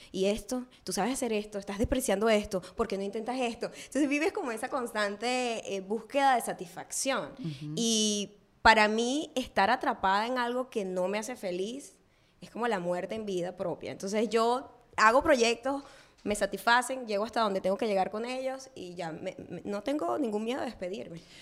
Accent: Venezuela; moved away; yo nunca fui profeta en mi tierra

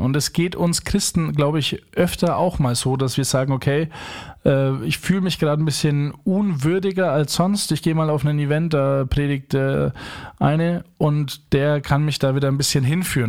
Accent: Franconia, Bavaria, Germany; accent: Franconian; Erstens bin ich Franke in Neubrandenburg, da spricht ja keine Sau Fränkisch

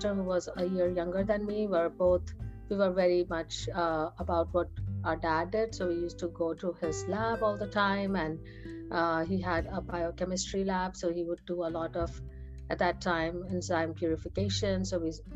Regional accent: India; moved away as an adult; now in United States; I was born in India. I was, and we used to live in not a very huge city. We used to live very close to New Delhi

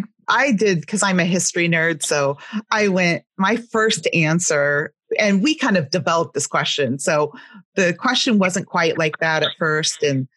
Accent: Southern California, United States; accent: West Coast; I grew up in Southern California.

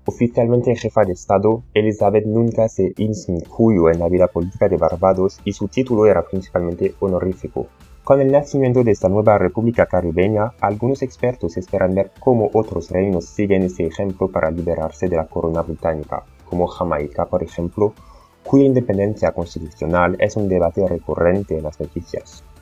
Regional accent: France; Spanish is a second language; si te estás preguntando por qué tengo este horrible acento, es porque soy francés.

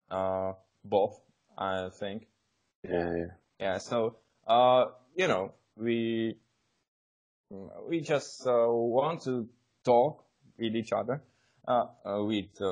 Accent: Czechia; English is a second language; now in England; um, we are from Czech Republic basically, as you may know, uh, and I lived in England for uh, two and a half years now

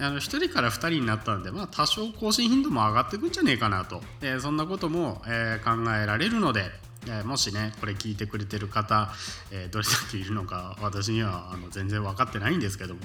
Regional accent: Kansai, Japan; accent: Kansai-ben (slightly broken local Kansai-type dialect); 言葉は関西弁というか僕らの地元の微妙に崩れた関西系の、えー、言葉なので

